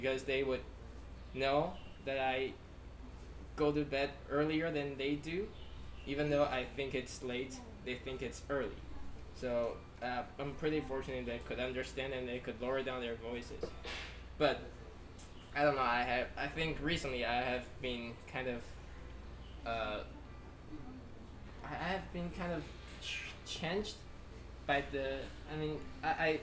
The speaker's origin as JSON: {"language": "English", "region": "Tainan", "country": "Taiwan", "tie": "born or raised there", "second_language": "English", "said": "We grew up in Tainan. This is a place where we grew up."}